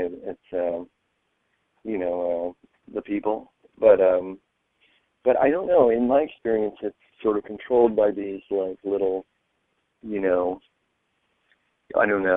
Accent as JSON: {"language": "English", "country": "United States"}